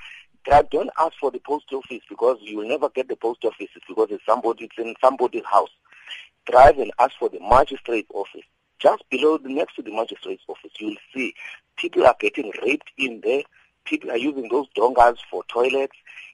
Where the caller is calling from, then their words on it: Mount Frere, Eastern Cape, South Africa; I'm calling from Mount Frey in the Eastern Cape, between Kokstad and Mthatha.